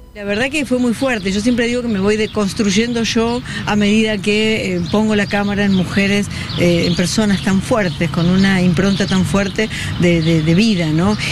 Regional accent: Santa Fe, Argentina; tengo 64 años, soy de Santa Fe, estoy criado en una generación

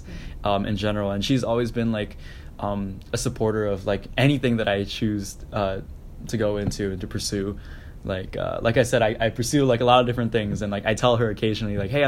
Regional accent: Syosset, New York, United States; moved away; I grew up on Long Island in Syosset.

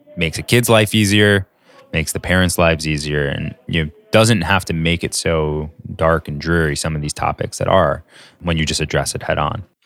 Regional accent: New York, United States; being a New Yorker

